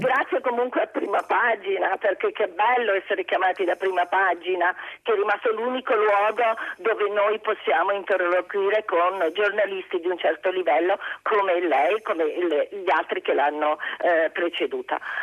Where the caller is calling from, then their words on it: a village near Cosenza, Calabria, Italy; chiamo da un paese vicino Cosenza